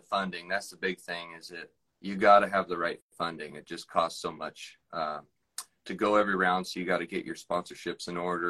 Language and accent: English; Monroe, Washington, United States; I'm from Monroe, Washington